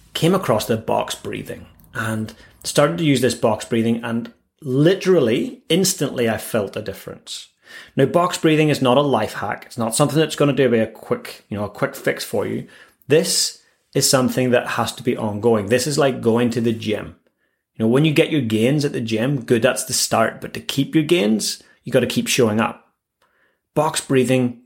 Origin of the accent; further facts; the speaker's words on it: Northern Ireland, United Kingdom; now in Christchurch, New Zealand; growing up in Northern Ireland, we had our own fair share of craziness there with warring factions